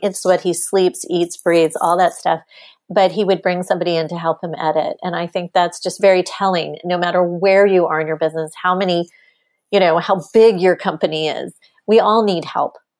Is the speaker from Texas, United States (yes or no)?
yes; Texas, United States; I'm a Texan. I grew up in Texas.